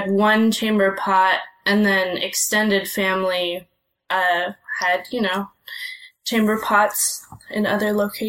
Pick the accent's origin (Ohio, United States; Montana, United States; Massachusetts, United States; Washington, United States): Montana, United States; I grew up in Montana